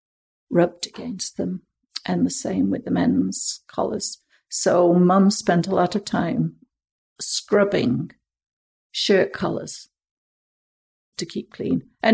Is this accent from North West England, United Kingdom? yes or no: yes; Manchester, North West England, United Kingdom; moved away as an adult; also born or lived in Edmonton, Canada; now in Pender Island, Canada; I was born just at the end of the war in Manchester. So a big, big city. We were very, very working class, like a lot of people in the north of England